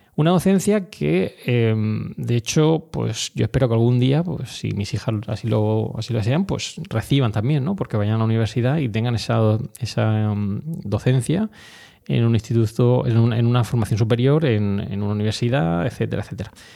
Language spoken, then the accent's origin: Spanish; Orihuela, Valencian Community, Spain; moved away as an adult; also born or lived in Granada / Madrid; Orihuela, eh, mi ciudad, em, no natal, pues sabéis que soy granadino, pero bueno, realmente la ciudad donde he desarrollado toda mi infancia, donde he estado toda mi infancia